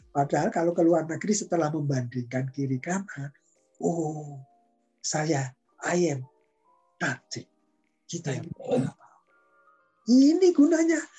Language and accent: Indonesian; Banten, Indonesia; Wah nanti kalau sukunya, saya kan dari Banten ini.